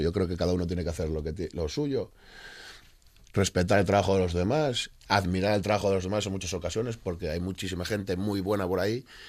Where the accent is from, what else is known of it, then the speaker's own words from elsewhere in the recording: Oviedo, Asturias, Spain; soy de Oviedo